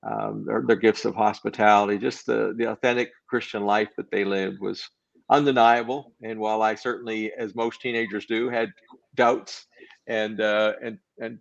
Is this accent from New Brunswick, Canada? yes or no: yes; New Brunswick, Canada; was born in New Brunswick, Canada. My family's all from that area, Prince Edward Island, Nova Scotia, New Brunswick